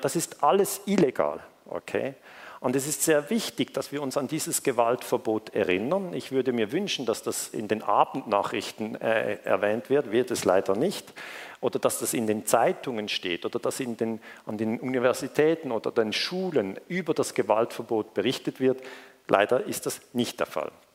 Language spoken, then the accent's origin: German; Switzerland; Ich komme aus der Schweiz